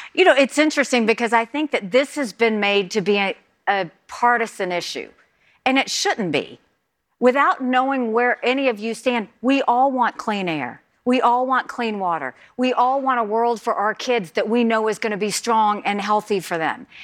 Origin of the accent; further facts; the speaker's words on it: the South, United States; I'm from the South.